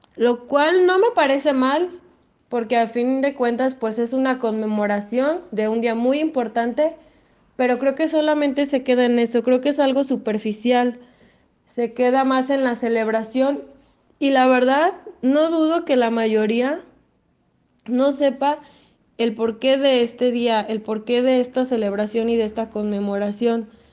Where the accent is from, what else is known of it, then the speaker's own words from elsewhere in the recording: Lagos de Moreno, Jalisco, Mexico; Soy de Lagos de Moreno.